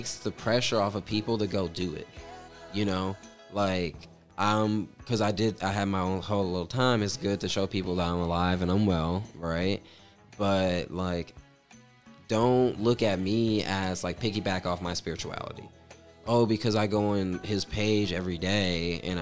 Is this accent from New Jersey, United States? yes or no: no; Atlanta, Georgia, United States; I'm still from Atlanta, Georgia.